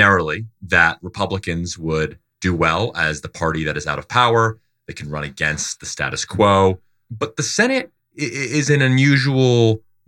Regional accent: Delaware, United States; my home state of Delaware

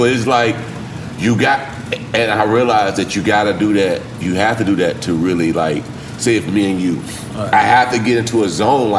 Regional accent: the South, United States; But I'm still from the South

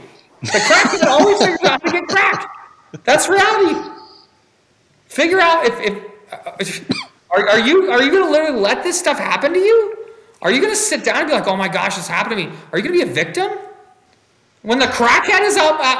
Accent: United States; also born or lived in Hungary; I was born in the United States

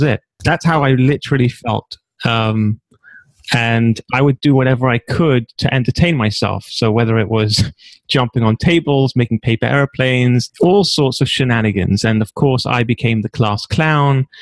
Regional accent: London, United Kingdom; accent: British; now in Israel; originally, I'm from a little shtetl called Stamford Hill

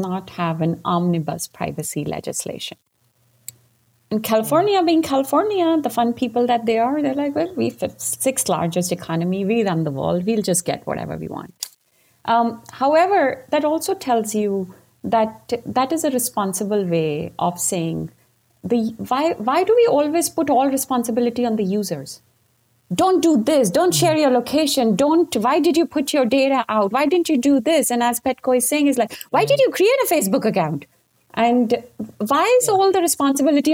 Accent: India; moved away; when I grew up in India and I became a constitutional lawyer

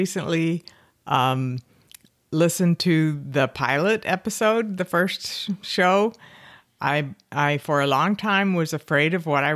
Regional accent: Fort Worth, Texas, United States; Fort Worth.

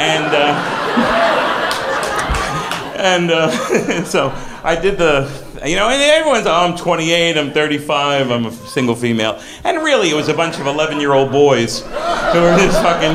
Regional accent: South Florida, United States; also born or lived in Brooklyn, New York; now in New York, United States; I was born in Brooklyn, but I grew up in Florida, South Florida

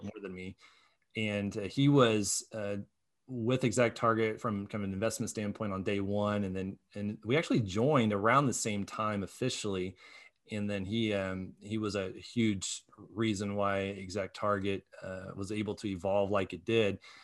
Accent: Muncie, Indiana, United States; now in Indianapolis, United States; I grew up from in Muncie

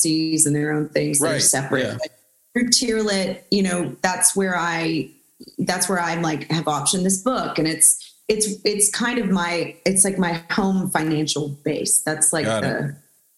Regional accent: Houston, Texas, United States; We're both from Houston, actually.

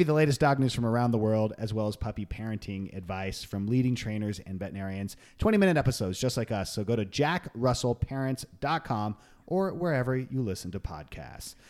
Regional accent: Long Beach, California, United States; So we grew up in Long Beach, California

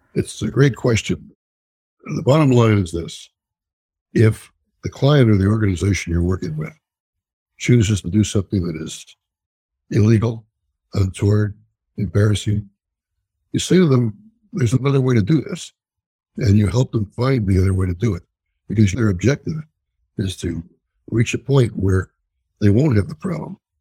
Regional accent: Columbus, Ohio, United States; moved away as an adult; also born or lived in Chicago / Notre Dame, Indiana; now in New York, United States; I was born in Columbus, Ohio, and I went to Notre Dame. And then in 1967, I was leaving Columbus to go to New York

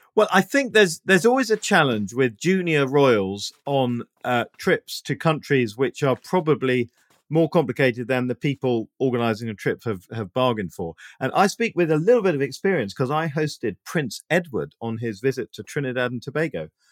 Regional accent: United Kingdom; being British

